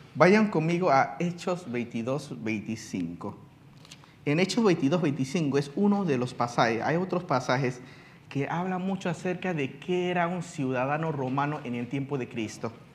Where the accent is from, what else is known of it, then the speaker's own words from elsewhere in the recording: China; now in Panama; yo soy residente, no ciudadano panameño, porque yo nací en la China